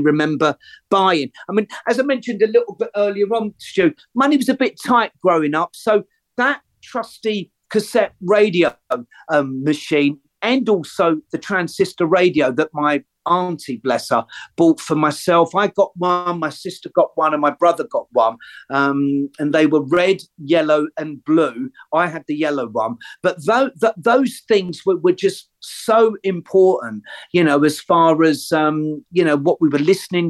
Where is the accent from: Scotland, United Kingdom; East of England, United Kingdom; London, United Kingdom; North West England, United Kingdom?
London, United Kingdom; I grew up on the Listen Green estate, and a lot of my school pals would have grown up on the avenues just off Harrow Road